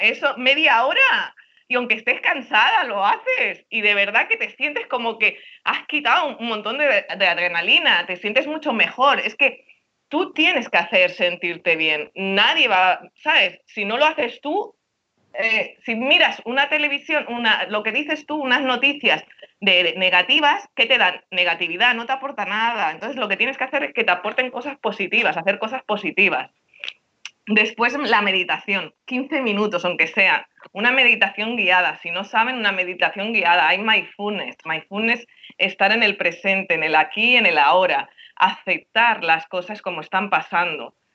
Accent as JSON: {"language": "Spanish", "town": "Barcelona", "region": "Catalonia", "country": "Spain", "tie": "born or raised there", "moved": "as an adult", "lives_now": "Miami, United States", "said": "yo soy catalana, pero mi tata andaluza, porque mis padres son andaluces, pero nací en Barcelona"}